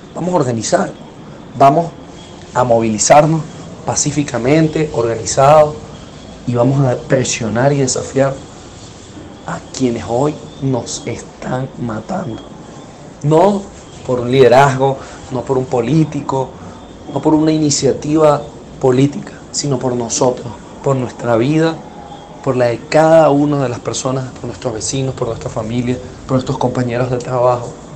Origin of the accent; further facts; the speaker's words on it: Venezuela; volvernos a encontrar como venezolanos